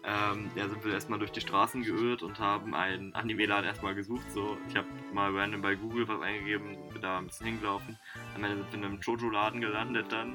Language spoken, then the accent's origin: German; Germany; bei uns in Deutschland